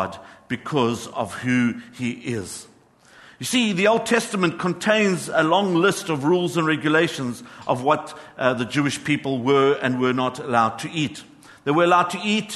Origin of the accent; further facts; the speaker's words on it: Johannesburg, Gauteng, South Africa; I grew up in Johannesburg